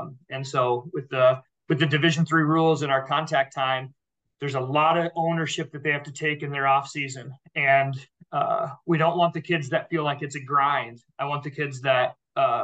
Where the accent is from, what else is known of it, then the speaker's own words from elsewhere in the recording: Indianola, Iowa, United States; I'm alum. I'm from Indianola. So I spent a lot of time in this community.